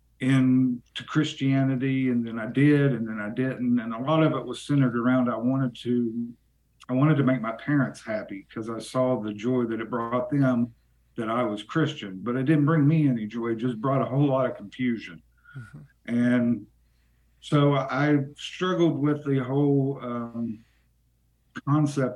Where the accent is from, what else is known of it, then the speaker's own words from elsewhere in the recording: Yukon, West Virginia, United States; also born or lived in Bluefield, West Virginia; I grew up in southern West Virginia. I grew up in a little town called Yukon.